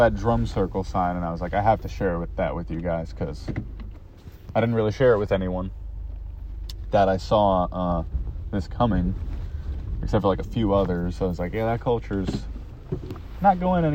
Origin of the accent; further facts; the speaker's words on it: United States; also born or lived in California; now in New Jersey, United States; growing up in America, we didn't have